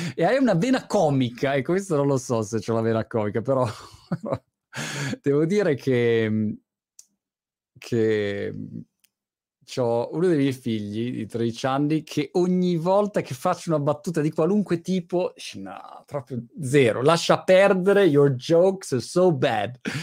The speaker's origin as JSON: {"language": "Italian", "country": "Italy", "also_born_or_lived": "England", "moved": "as an adult", "lives_now": "United Kingdom"}